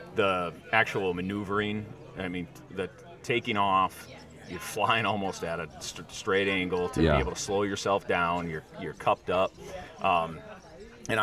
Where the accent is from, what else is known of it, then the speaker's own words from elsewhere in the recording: South Dakota, United States; you and I come from South Dakota